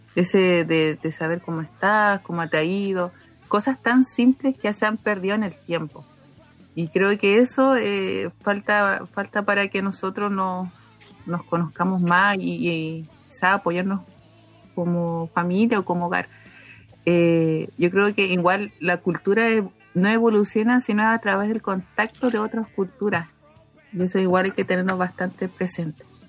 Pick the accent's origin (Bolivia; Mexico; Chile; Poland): Chile; Colchane, Tarapacá; first language Aymara; Spanish is a second language; now in Antofagasta, Chile; yo provengo del pueblo de Colchanes, mis padres son del interior de Iquique. Eh, mi papá es de Colchane, mi mamá es de Parajaya